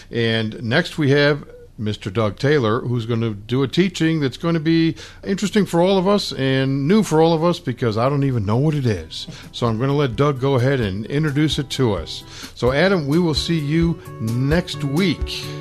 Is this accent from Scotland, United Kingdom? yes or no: yes; Glasgow, Scotland, United Kingdom; now in England; I'm originally from Glasgow. I live in England.